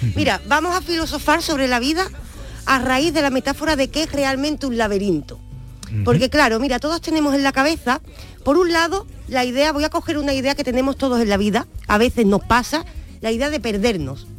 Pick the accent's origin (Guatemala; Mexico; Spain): Spain; Andalusia; Nosotros como andaluces